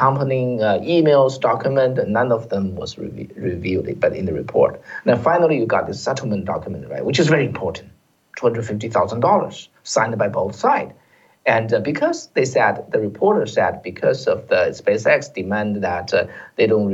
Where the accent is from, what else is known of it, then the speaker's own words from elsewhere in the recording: China; now in United States; we came from China